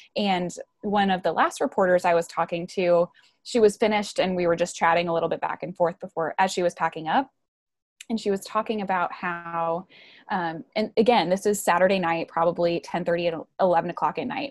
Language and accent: English; right outside of Milwaukee, Wisconsin, United States; moved away as an adult; also born or lived in Georgia; I grew up in Wisconsin, right outside of Milwaukee